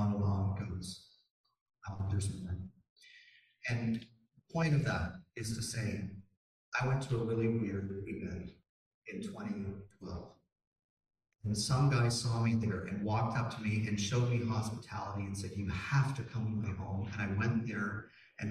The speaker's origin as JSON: {"language": "English", "country": "Canada", "also_born_or_lived": "Toronto", "said": "as a Canadian"}